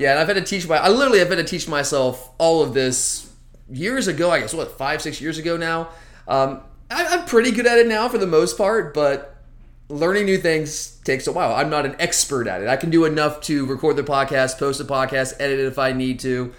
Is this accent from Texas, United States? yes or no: no; Georgia, United States; I grew up like in Georgia